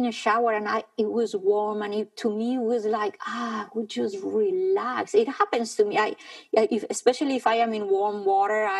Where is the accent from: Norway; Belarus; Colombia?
Colombia; Bogotá; I was born in Bogota, high up in the Andes